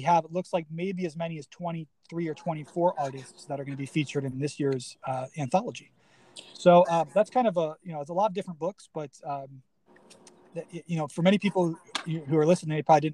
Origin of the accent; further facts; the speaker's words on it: Cincinnati, Ohio, United States; now in Chicago, United States; I grew up in Cincinnati, so it was kind of like in a trip, you know, attributing back to where I came from. I live in Chicago now